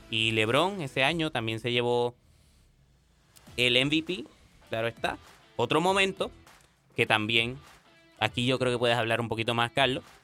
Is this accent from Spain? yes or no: no; Puerto Rico; Eh, yo soy boricua, Puerto Rico.